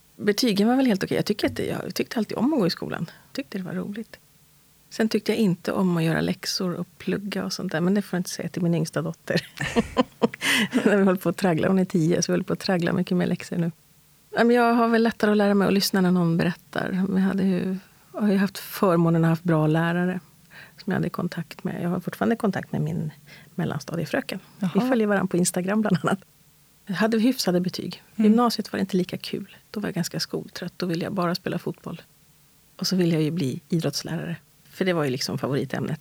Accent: Stockholm, Stockholm County, Sweden; Jag är född och uppvuxen här i Stockholm, i västra förorterna, i Hässelby, Tensta

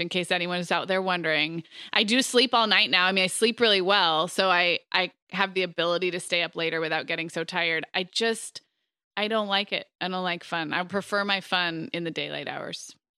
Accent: Montecito, California, United States; my smaller hometown of Montecito, where I actually grew up

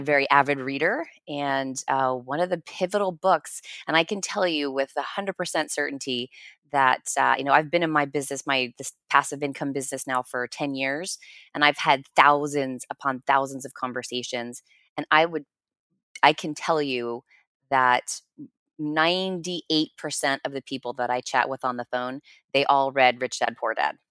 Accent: New Jersey, United States; I'm a blue collar kid, I grew up in New Jersey

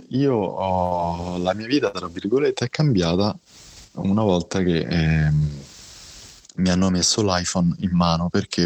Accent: Rome, Lazio, Italy; io sono di Roma, sono nato a Roma, ho 41 anni

